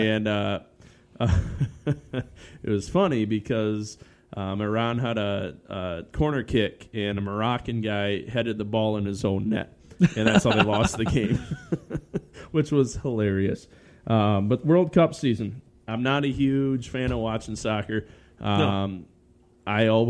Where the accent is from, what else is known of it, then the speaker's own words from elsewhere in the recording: Canada; hey, I'm actually Canadian. Even though I play professionally in the U.S., I'm going to go play with my home country.